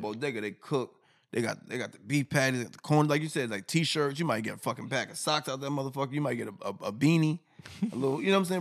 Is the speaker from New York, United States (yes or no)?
yes; New York, United States; I'm from New York